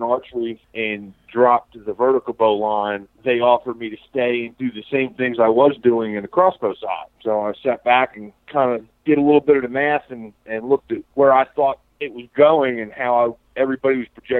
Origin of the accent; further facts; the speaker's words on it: Central New Jersey, United States; moved away as an adult; now in Virginia, United States; was born and raised in Central New Jersey